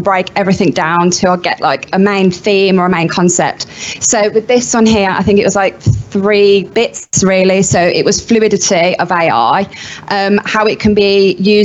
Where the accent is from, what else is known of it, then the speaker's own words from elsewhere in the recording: Birmingham, West Midlands, United Kingdom; I'm from Birmingham and based in Birmingham, so a proper Brummie.